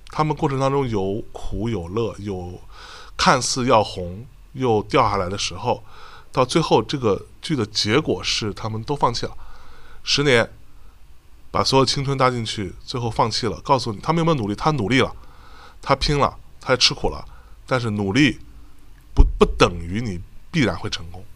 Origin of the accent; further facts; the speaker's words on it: Jiangsu, China; 我是江苏人